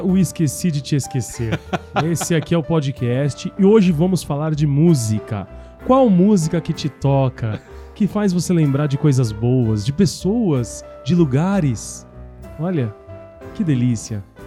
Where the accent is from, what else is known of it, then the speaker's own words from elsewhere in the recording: Brazil; moved away; Eu saí, eu saí, eu saí porque eu não fui forçado, mas a um acaso do destino eu saí da Tiradentes